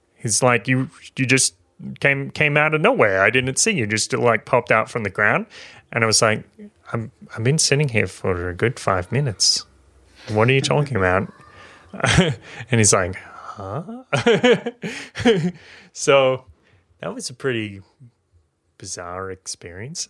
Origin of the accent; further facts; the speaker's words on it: Maitland, New South Wales, Australia; my hometown in Maitland